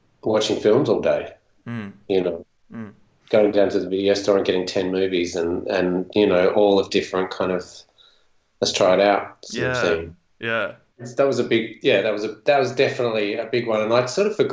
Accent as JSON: {"language": "English", "town": "Gawler", "region": "South Australia", "country": "Australia", "tie": "born or raised there", "also_born_or_lived": "Adelaide", "said": "later on in high school, we ended up moving to Adelaide, and from where we grew up in Gawler"}